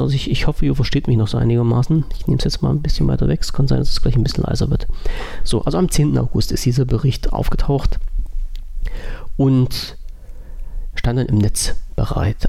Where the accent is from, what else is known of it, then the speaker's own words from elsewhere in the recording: Germany; bei uns in Deutschland